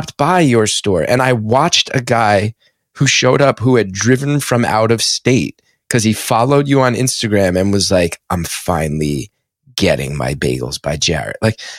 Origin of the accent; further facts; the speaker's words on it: West Orange, New Jersey, United States; my hometown, there's a lot of cool stuff in West Orange and cool people